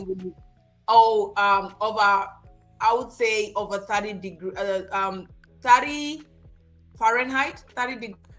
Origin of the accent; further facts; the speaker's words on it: Kenya; moved away as an adult; also born or lived in Germany; now in San Antonio, United States; I actually grew up in Kenya and I spent 18 years of my life. My first 18 years was spent in Kenya